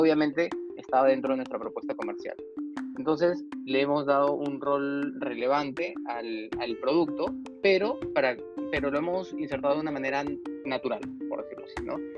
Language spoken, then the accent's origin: Spanish; Piura, Peru; yo también soy de Piura